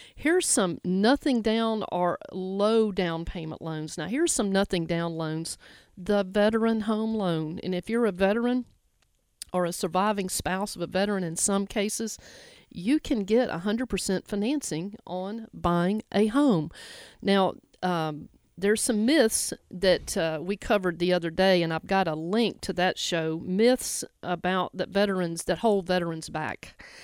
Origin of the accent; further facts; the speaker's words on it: Jackson, United States; now in Memphis, United States; I grew up in Jackson